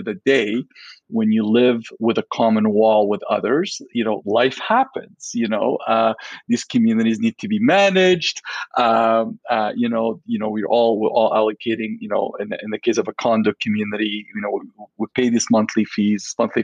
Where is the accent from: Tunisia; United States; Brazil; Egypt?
Egypt; Alexandria, Alexandria Governorate; now in Vancouver, Canada; I grew up in Alexandria, Egypt